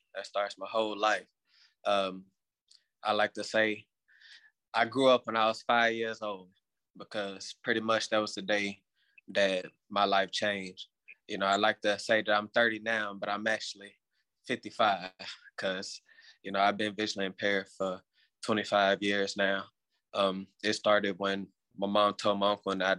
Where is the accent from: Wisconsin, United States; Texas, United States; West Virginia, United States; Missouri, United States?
Texas, United States; Houston; I am from Houston, Texas